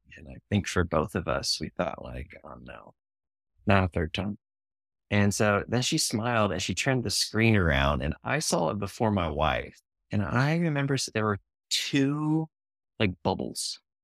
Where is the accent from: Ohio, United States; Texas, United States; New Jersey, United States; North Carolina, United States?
Ohio, United States; moved away as an adult; now in Indianapolis, United States; I grew up in Ohio